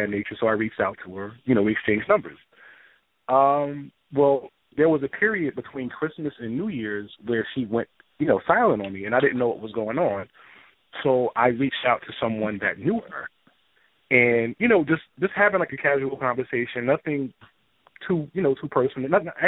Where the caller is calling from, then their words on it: New Jersey, United States; I'm from New Jersey.